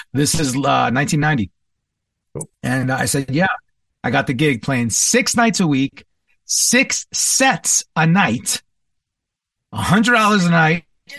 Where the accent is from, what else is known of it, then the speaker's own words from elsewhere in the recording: Commack, New York, United States; born and raised for the first part of my childhood in New York, Long Island, or as I like to say, Strong Island, the East Side, the North Shore, Comac, Smithtown, Suffolk County, basically.